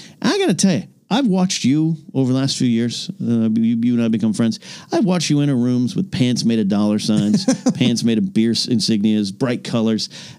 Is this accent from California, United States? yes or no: yes; San Luis Obispo, California, United States; There's one in my hometown area of San Luis Obispo, Mission San Luis